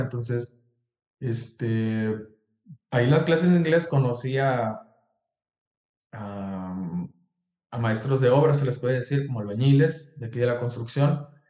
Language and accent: Spanish; Ciudad Obregón, Sonora, Mexico; moved away as an adult; now in United States; Soy de Ciudad Obregón, Sonora